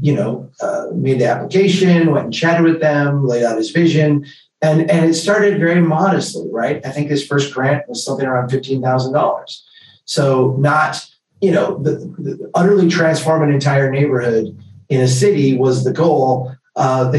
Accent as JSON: {"language": "English", "town": "Brainerd", "region": "Minnesota", "country": "United States", "tie": "born or raised there", "said": "We started an organization here called Brainerd Community Action"}